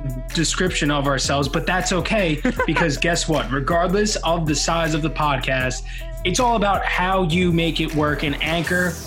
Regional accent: Long Island, New York, United States; I'm from Long Island

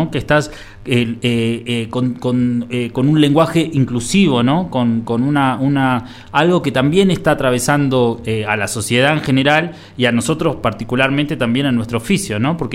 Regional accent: Buenos Aires, Argentina; yo que vengo de Buenos Aires, en el momento en que se instauró el lunfardo, también seguramente era rechazado

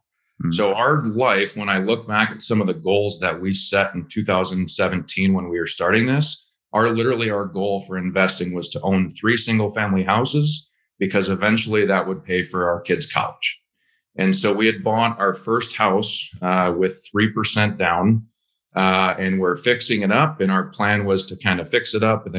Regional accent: Minnesota, United States; moved away as an adult; just moved to Minnesota and hopped into real estate

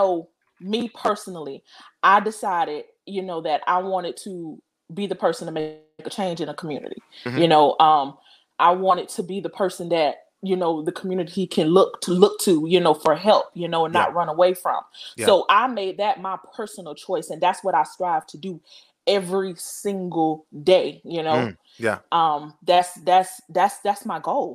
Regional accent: Pompano Beach, Florida, United States; I'm originally from South Florida

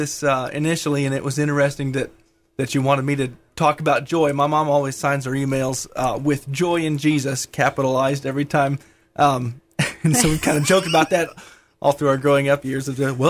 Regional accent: Rockford, Illinois, United States; also born or lived in Kansas City, Missouri / Nebraska / St. Louis; Well, I was born in Kansas City, Missouri. Grew up in Rockford, Illinois, kind of greater Chicagoland area.

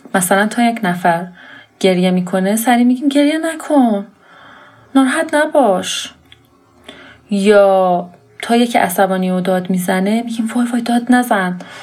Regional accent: Iran

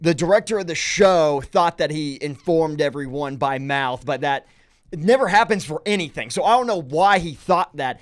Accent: Nashville, Tennessee, United States; I grew up in the Nashville area

